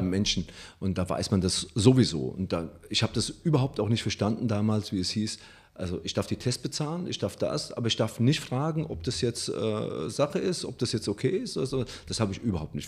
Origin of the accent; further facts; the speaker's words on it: Italy; now in Germany; ich als Italiener